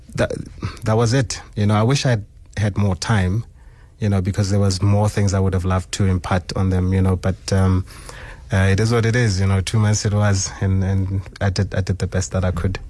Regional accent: Sebokeng, Gauteng, South Africa; So I'm from Sebokeng. Um, grew up, uh, in Zone twelve and then later moved to Zone ten

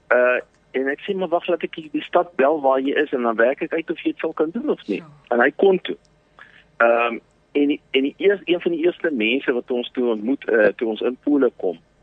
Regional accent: Paarl, Western Cape, South Africa; moved away as an adult; now in Vinnytsia, Ukraine; ek het in die Parel groot geword

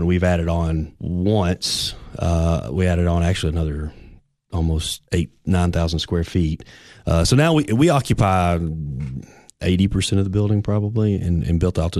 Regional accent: Livingston, Tennessee, United States; now in Cookeville, United States; Yeah, we're originally from Livingston.

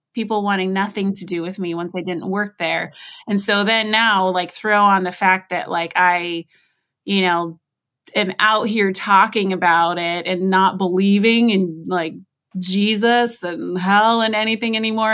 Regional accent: United States; accent: American; I'm obviously American, you can tell from how I speak

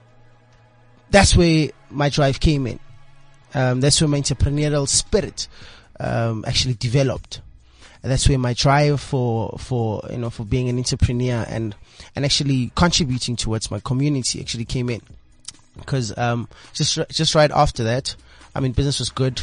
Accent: the Vaal, Gauteng, South Africa; also born or lived in Tafelkop, Limpopo; moved to Johannesburg, specifically the Vaal in 2004. This is where I started my primary and also high school years.

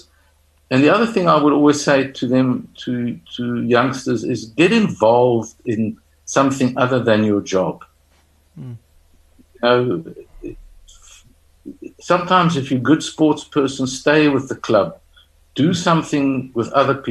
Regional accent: South Africa; a South African or somebody or a person who's grown up in Africa across the continent

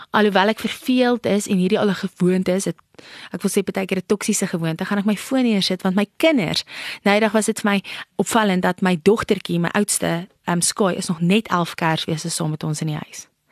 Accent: South Africa; ek ag myself as 'n trotse Suid-Afrikaner

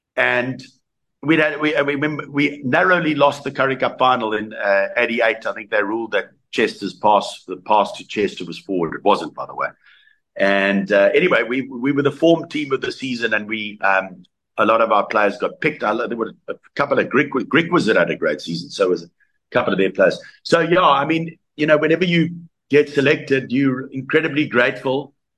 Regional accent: South Africa; also born or lived in Canada; growing up in South Africa

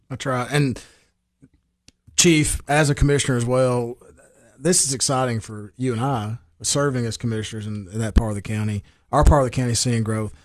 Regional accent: Baxter, Tennessee, United States; my hometown and the growth it's seeing

